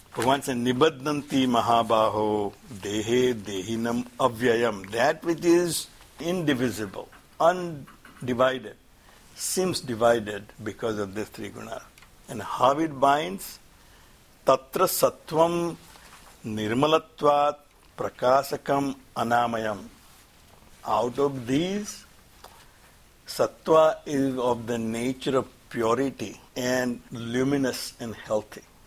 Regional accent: India; moved away; I'm from India

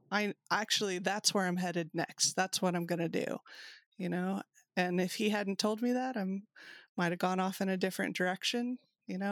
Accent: Kentucky, United States; I'm from Kentucky

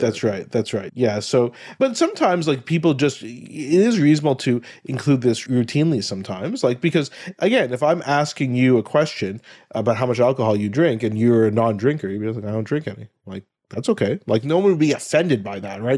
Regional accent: Ottawa, Ontario, Canada; grew up in Ottawa, my hometown

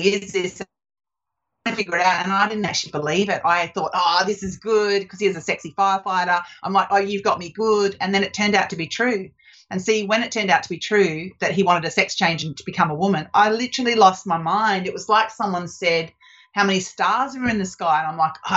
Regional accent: Australia; moved away as an adult; also born or lived in Canada; I'm Australian

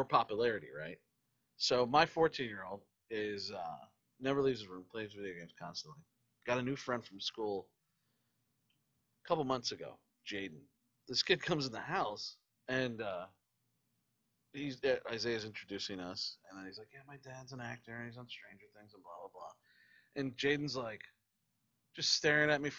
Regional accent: Ocala, Florida, United States; I grew up in Ocala here

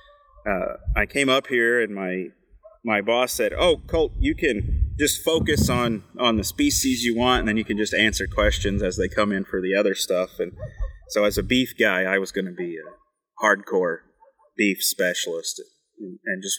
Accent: West Virginia, United States; moved away as an adult; also born or lived in Kentucky / Texas / Arizona / New Mexico; now in Maine, United States; I grew up as a third-generation coal miner in West Virginia

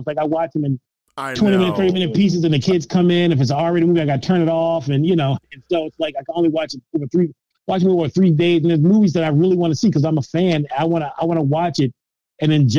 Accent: Philadelphia, Pennsylvania, United States; I was very blessed to have a loving house, mom and dad, West Oak Lane, which I just thought about as being regular neighborhood

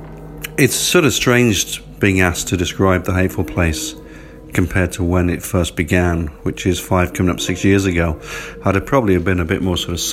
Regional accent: England, United Kingdom; I sort of grew up, you know, being obviously English

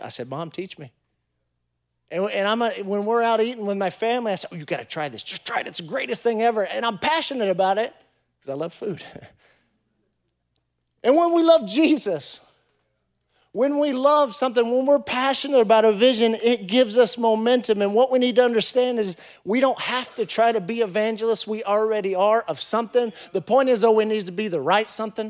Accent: Fort Worth, Texas, United States; moved away as an adult; also born or lived in Huntsville, Texas; now in Chile; I'm from Cowtown, Fort Worth

